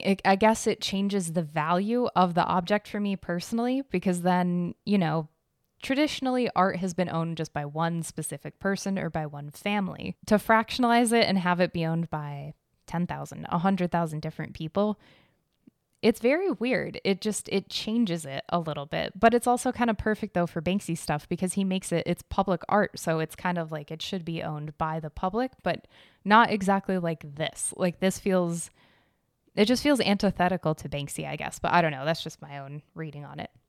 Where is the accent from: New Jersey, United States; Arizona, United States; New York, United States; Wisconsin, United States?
Arizona, United States; I grew up in Arizona